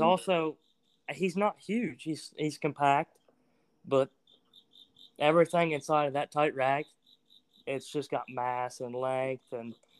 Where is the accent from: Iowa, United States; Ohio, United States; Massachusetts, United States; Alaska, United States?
Ohio, United States; Ross County; I'm from Ross County, Ohio, and I'm 17.